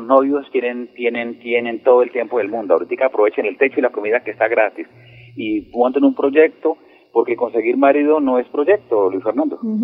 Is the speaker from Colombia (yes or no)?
yes; Girón, Santander, Colombia; Salimos del Colegio Serrano Manuel de Girón